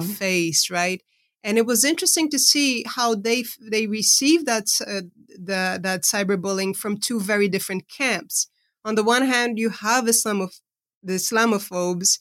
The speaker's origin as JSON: {"language": "English", "country": "Brazil", "tie": "born or raised there", "moved": "yes", "said": "I was raised in Brazil, but I've been living, uh, over half of my life, uh, outside of the country I was born"}